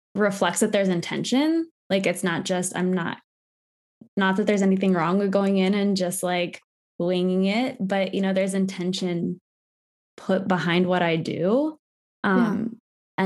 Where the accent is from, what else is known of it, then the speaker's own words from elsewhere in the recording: West Virginia, United States; also born or lived in Maryland; I am Appalachian from West Virginia.